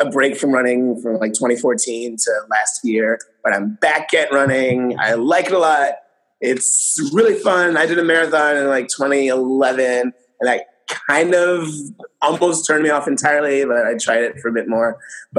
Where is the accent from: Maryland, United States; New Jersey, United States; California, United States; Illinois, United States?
Illinois, United States; Northwest suburbs of Chicago; now in Chicago, United States; I live in Chicago. I'm from the Northwest suburbs, where Jacqueline's from.